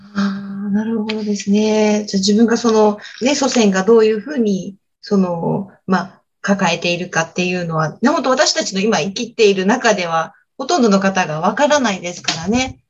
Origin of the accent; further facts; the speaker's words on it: Okinawa, Japan; 沖縄出身なんですけど